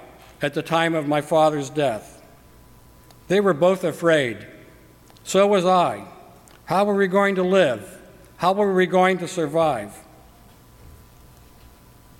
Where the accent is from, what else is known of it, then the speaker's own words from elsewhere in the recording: Cincinnati, Ohio, United States; I was born in Cincinnati, Ohio, prior to World War II.